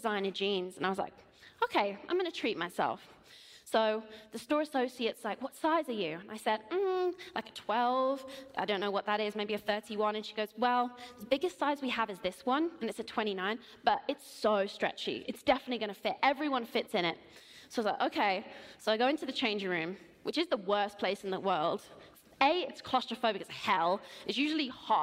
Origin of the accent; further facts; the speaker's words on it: England, United Kingdom; I'm in LA, I'm from England